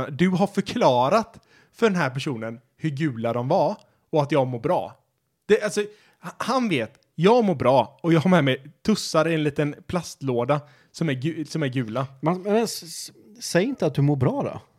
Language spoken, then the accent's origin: Swedish; Sweden; Eller man kallar det för svenska, så att det är inte så rasistiskt eftersom vi är svenskar och